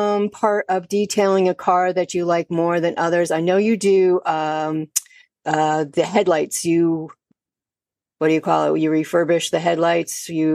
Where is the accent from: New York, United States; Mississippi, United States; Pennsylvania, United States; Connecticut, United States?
Connecticut, United States; now in Delaware, United States; I've been to quite a few car shows here in Delaware. I'm originally from Connecticut.